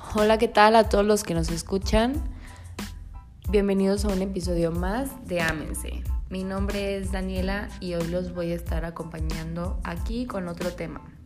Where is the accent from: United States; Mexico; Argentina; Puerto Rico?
Mexico; como buenos mexicanos